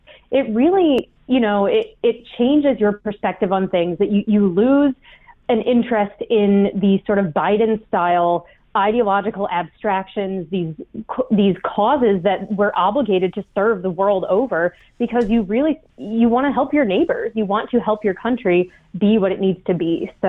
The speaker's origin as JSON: {"language": "English", "town": "Toledo", "region": "Ohio", "country": "United States", "tie": "born or raised there", "said": "I'm from the industrial Midwest. I grew up in Toledo, Ohio."}